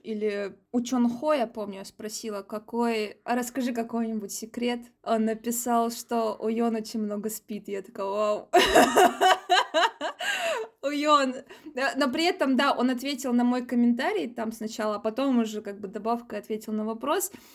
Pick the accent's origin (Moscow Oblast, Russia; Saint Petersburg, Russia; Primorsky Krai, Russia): Saint Petersburg, Russia; я из Петербурга